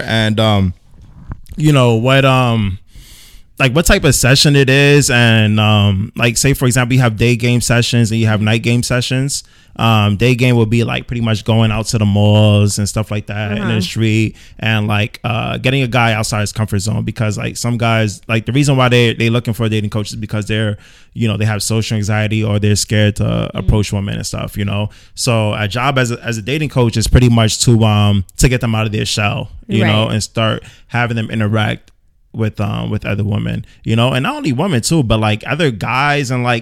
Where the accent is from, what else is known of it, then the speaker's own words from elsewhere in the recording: United States; moved away as an adult; also born or lived in Pennsylvania; now in Los Angeles, United States; I'm not from LA. No, I'm from New York and Pennsylvania.